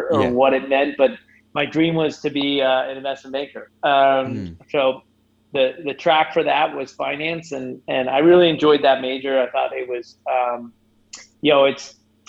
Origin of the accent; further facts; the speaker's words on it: Southern Arizona, United States; I grew up in Southern Arizona.